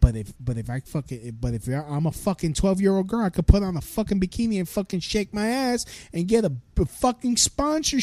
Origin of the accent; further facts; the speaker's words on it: United States; I'm an American